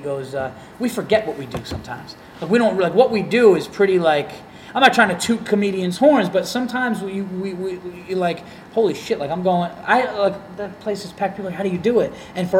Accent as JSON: {"language": "English", "town": "Yonkers", "region": "New York", "country": "United States", "tie": "born or raised there", "also_born_or_lived": "Fishkill, New York", "said": "And now I was born in the Yonkers. Okay. I was pretty much always in Westchester. Then for high school, my mom moved me upstate."}